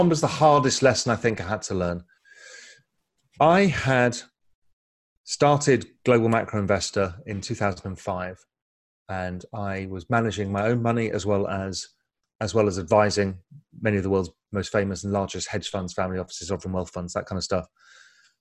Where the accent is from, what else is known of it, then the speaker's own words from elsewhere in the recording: England, United Kingdom; moved away as an adult; also born or lived in India / Spain; now in Grand Cayman, Cayman Islands; I'm half Indian, half Dutch. Grew up in England